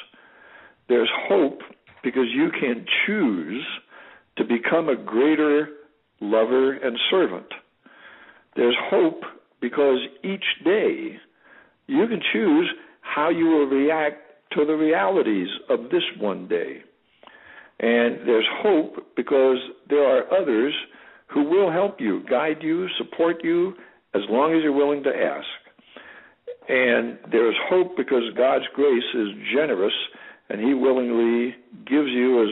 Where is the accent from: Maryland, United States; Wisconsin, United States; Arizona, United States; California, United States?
California, United States; I was born and raised in California.